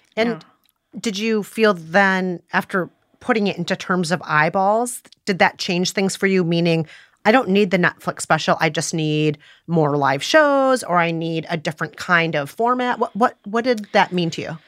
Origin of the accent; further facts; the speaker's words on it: Midwest, United States; I'm a Midwesterner